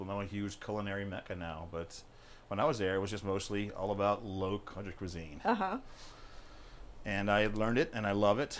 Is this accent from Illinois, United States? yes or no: no; South Carolina, United States; also born or lived in Rochester, New York; now in New York, United States; I was not born down south, but I was raised down there